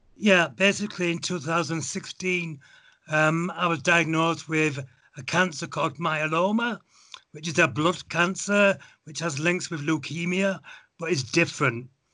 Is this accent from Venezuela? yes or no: no; England, United Kingdom; moved away as an adult; also born or lived in Halifax / Munich, Germany; now in Germany; I was born in England.